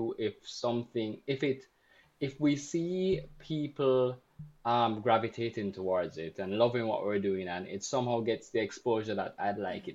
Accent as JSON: {"language": "English", "country": "Jamaica", "said": "I'm Jamaican and I actually can't speak any Spanish"}